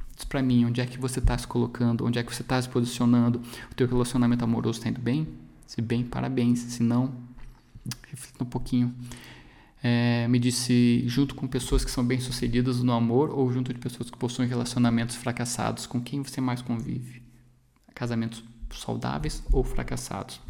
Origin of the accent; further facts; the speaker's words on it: Brazil; A nossa população aqui no Brasil